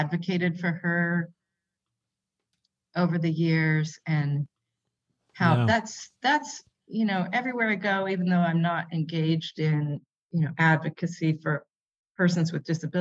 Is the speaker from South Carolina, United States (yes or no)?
no; San Jose, California, United States; moved away as an adult; now in Kuala Lumpur, Malaysia; I grew up in California, in I sometimes say San Jose before it was Silicon